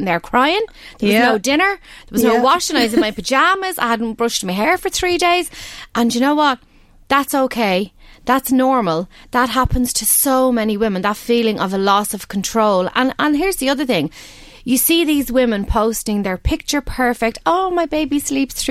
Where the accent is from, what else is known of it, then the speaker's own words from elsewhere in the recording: Balbriggan, Leinster, Ireland; I'm from Balbriggan originally, and every year I'll go to the ILAC because that's where we went as kids